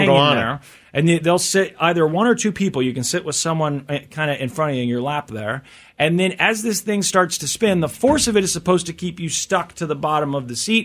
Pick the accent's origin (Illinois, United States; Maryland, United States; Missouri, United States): Missouri, United States; I'm from Missouri